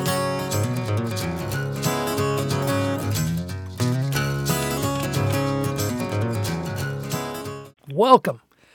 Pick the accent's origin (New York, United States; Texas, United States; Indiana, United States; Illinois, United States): Illinois, United States; my home state of Illinois